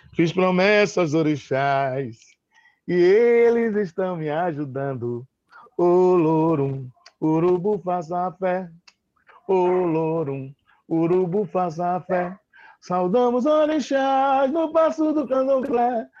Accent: Salvador, Bahia, Brazil; Eu morava no bairro do Garcia, né, onde nasci, estudava no Edgar Santos

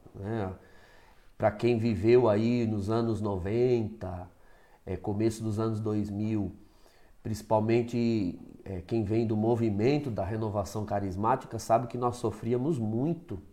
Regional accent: Osasco, São Paulo, Brazil; eu sou natural de Osasco, né, eu venho de uma paróquia ali da região Santo Antônio

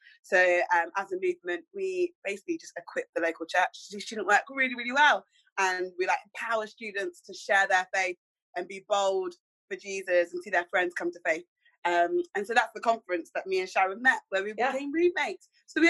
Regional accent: Oxford, South East England, United Kingdom; I'm from Oxford, so I was born and raised in Oxford. My parents are Nigerian, so like I call myself, I'm Nigerian, like I love my culture.

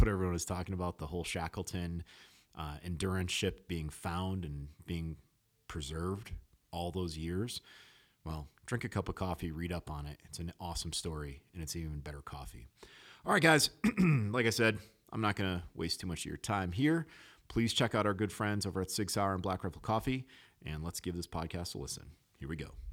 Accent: New England, United States; also born or lived in Alaska; I grew up in New England

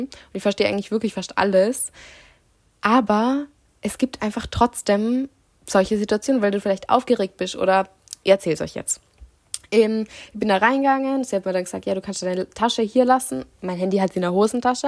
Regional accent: Austria; now in Italy; ich wohne schon da, aber ich bin Österreicherin

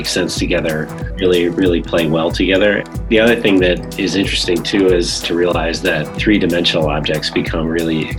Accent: Danbury, Connecticut, United States; I grew up in a small town called Danbury, Connecticut

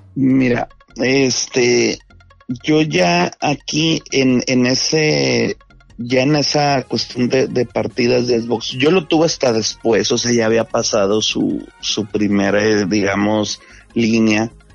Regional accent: Monterrey, Nuevo León, Mexico; te lo digo como Regio

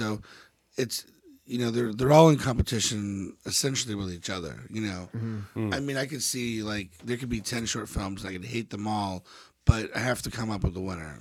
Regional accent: Dallas, Texas, United States; now in New York, United States; I'm from the Dallas area

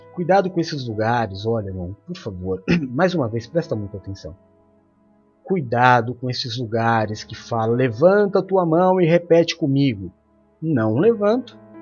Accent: São Paulo, Brazil; Quando eu era criança pequena na Zona Leste, nasci na Zona Leste de São Paulo

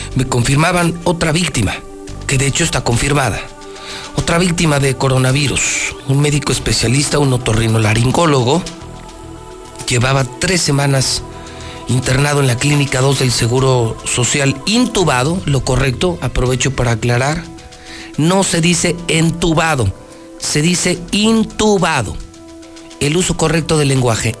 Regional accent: Aguascalientes, Mexico; soy de Aguascalientes

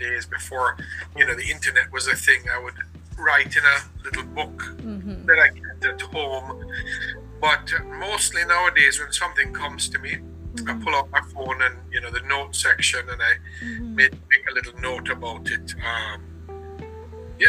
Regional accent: Jamaica; now in Florida, United States; born and raised in Jamaica by Jamaican parents, living in Florida

